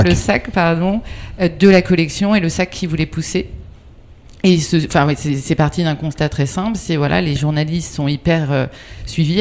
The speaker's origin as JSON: {"language": "French", "area": "near Agon-Coutainville", "region": "Normandy", "country": "France", "tie": "born or raised there", "also_born_or_lived": "Brittany", "moved": "yes", "said": "je suis née en Normandie, pas loin d'Agon-Coutainville"}